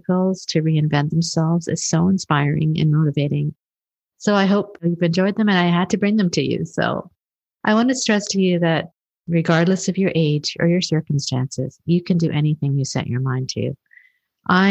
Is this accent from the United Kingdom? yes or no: no; Canada; also born or lived in Kenya; I was born in Kenya and raised in Canada.